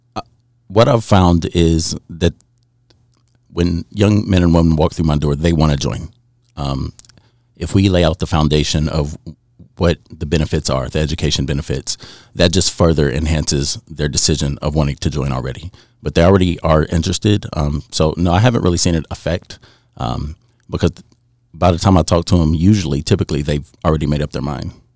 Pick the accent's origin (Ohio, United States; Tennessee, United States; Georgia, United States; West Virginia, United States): West Virginia, United States; southern; recruiting in the southern part of West Virginia in my hometown